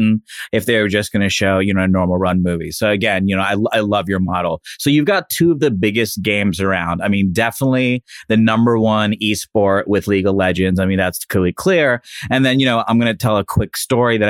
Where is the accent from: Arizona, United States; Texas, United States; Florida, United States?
Florida, United States; Miami; I'm from Miami